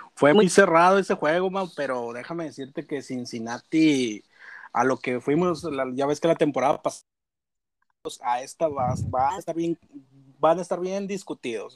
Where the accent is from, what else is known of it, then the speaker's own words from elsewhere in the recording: Monclova, Coahuila, Mexico; soy de Monclova, Coahuila, somos acá de Monclova